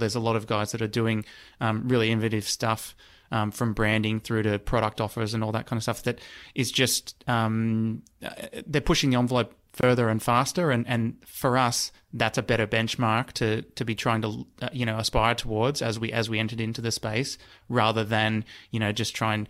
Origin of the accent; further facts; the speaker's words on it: New South Wales, Australia; because I'm originally from the Central West. And so, grew up in a one of the areas that has less choice compared to, you know, a big city.